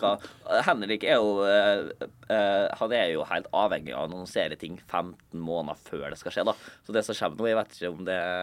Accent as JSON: {"language": "Norwegian", "town": "Molde", "region": "Møre og Romsdal", "country": "Norway", "moved": "yes", "said": "Jeg var hjemme i Molde og Eide"}